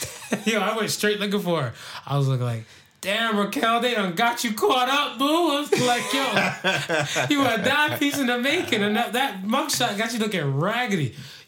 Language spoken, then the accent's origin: English; Florida, United States; I grew up in Florida